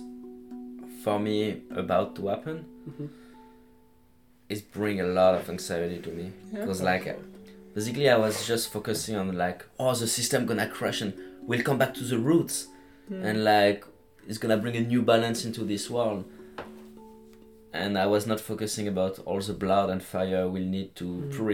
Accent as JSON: {"language": "English", "area": "Lyon area", "region": "Auvergne-Rhône-Alpes", "country": "France", "tie": "born or raised there", "second_language": "English", "moved": "as an adult", "said": "Well, I'm from France, from Lyon. Like the area, I'm not really a city guy. It's like my family and I were living like 30 kilometers from Lyon"}